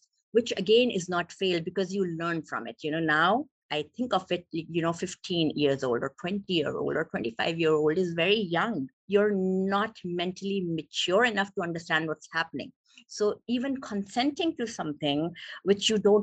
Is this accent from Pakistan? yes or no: yes; Pakistan; moved away as an adult; now in California, United States; I'm originally from Pakistan, so I became a doctor there. And after becoming a doctor, I came to US